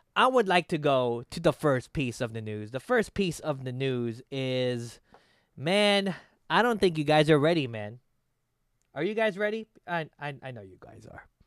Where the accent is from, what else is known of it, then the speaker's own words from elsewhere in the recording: Philippines; as a Filipino